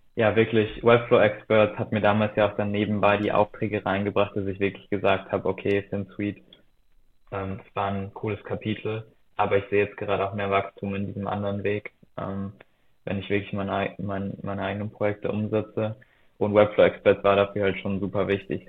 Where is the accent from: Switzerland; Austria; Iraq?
Austria; moved away as an adult; also born or lived in Berlin; damals noch in Österreich, dort wo ich aufgewachsen bin